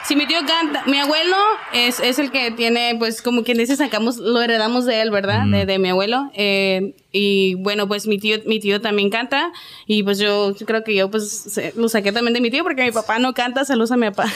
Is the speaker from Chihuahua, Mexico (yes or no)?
yes; Ciudad Juárez, Chihuahua, Mexico; soy de Ciudad Juárez, Chihuahua